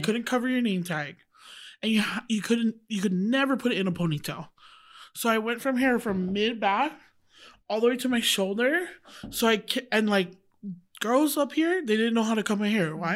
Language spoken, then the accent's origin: English; Wailuku, Hawaii, United States; moved away as an adult; also born or lived in Oahu, Hawaii; now in Utah, United States; I was raised on Maui